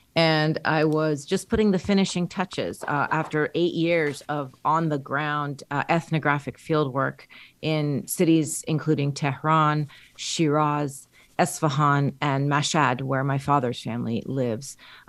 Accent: Southern California, United States; also born or lived in Minneapolis, Minnesota; now in Montana, United States; My parents fled Iran during the revolution, and I was born in Minneapolis, Minnesota, grew up in Southern California. We moved there in the 1980s after my father faced some incidents of xenophobia during the Iran hostage crisis in Minnesota. So I grew up mostly in Southern California

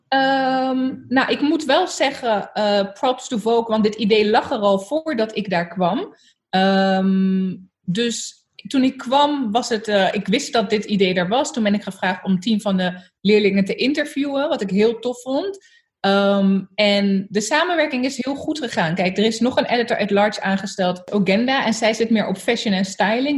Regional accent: Zoetermeer, South Holland, Netherlands; Ik ben opgegroeid in Soetermeer, eh, in een hele witte wijk

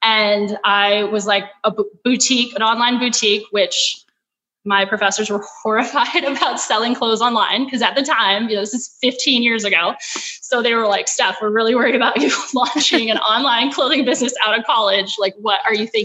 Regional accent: Oregon, United States; moved away as an adult; also born or lived in Wellesley, Massachusetts / San Francisco; I'm originally from Oregon.

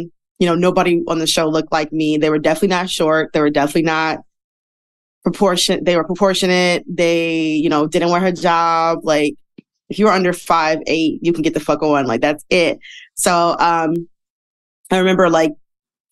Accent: Detroit, Michigan, United States; moved away as an adult; now in New York, United States; I'm from Detroit, live in New York right now. I've been here for 4 years.

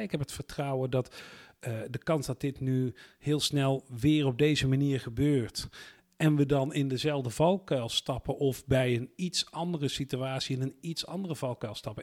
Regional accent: Netherlands; wij als Nederlanders

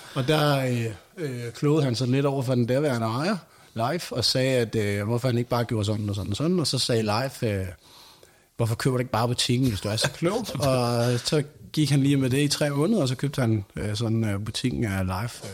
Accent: Nykøbing Falster, Zealand, Denmark; now in Næstved, Denmark; jeg er fra Nykøbing Falster og Rinde. Øh, I Nykøbing øh, kender jeg jo rigtig mange, for der er vokset op

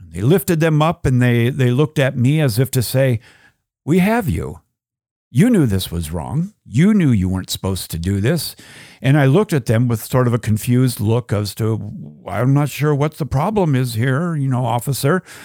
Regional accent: United States; as an American

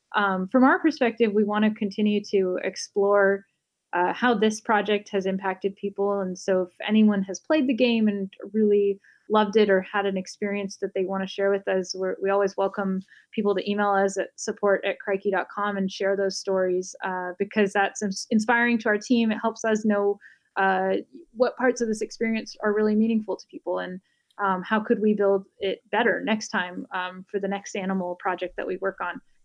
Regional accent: Bay Area, California, United States; also born or lived in Los Angeles; I grew up in the Bay Area and went to college here

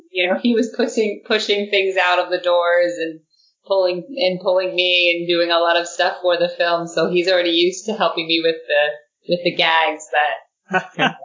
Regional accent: Arizona, United States; moved away as an adult; also born or lived in Los Angeles, California; now in London, United Kingdom; I'm originally from Arizona, and I lived in LA for a few years after college

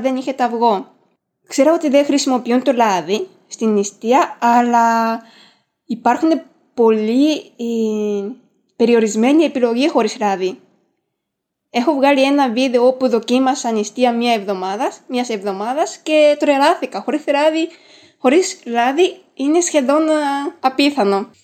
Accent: Japan; first language Japanese; Greek is a second language; also born or lived in France; now in Greece; ξέρω Ιαπωνικά που είναι η μητρική μου γλώσσα

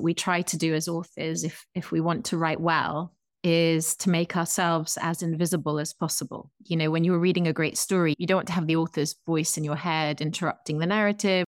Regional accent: England, United Kingdom; I'm an English person from across the Atlantic

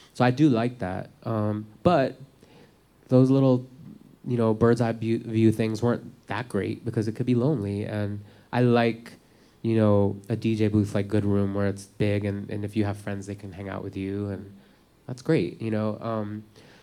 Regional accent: New York City, New York, United States; I'm from Manhattan

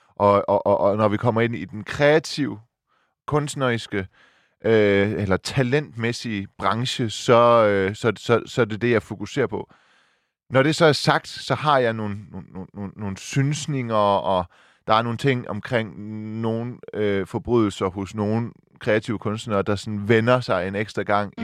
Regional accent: Silkeborg, Central Denmark Region, Denmark; moved away; jeg er fra Silkeborg

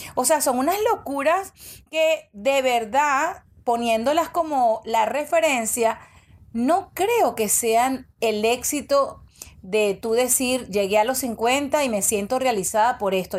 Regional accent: Venezuela; moved away as an adult; now in United States; yo emigré a los 25 años, yo me fui de Venezuela

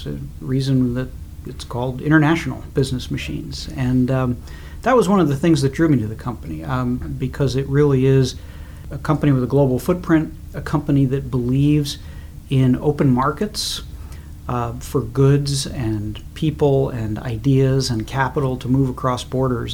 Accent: New Jersey, United States; moved away as an adult; also born or lived in Kansas City, Missouri / Baltimore; now in Washington, D.C., United States; I was born in Kansas City, Missouri. Grew up there, and then moved when I was about 8 or 9 to New Jersey, and went to high school there.

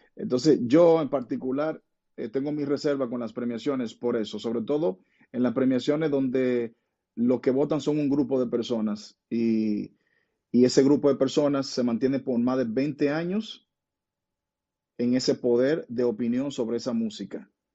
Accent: Dominican Republic

